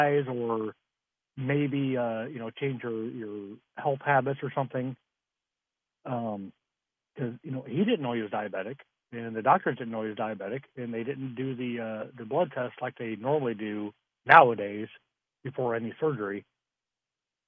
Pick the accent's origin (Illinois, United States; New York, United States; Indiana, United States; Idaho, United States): Idaho, United States; now in South Bend, United States; I'm originally from Idaho